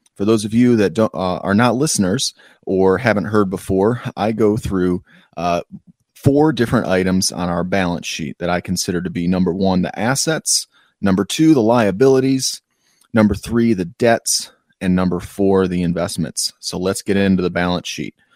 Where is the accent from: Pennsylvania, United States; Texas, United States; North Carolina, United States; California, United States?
North Carolina, United States; Asheville; my hometown of Asheville